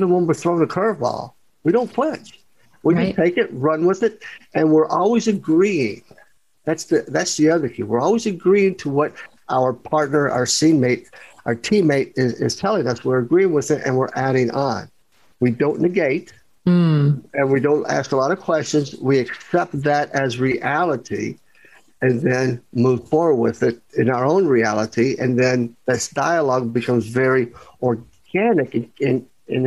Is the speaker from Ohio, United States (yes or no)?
no; Kentucky, United States; I'm from Kentucky